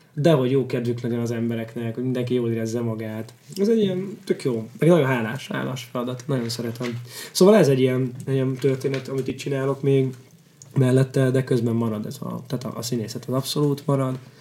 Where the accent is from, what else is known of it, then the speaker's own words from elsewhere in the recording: Kaposvár, Somogy, Hungary; Kaposvári vagyok, ott Somogyban ismerősök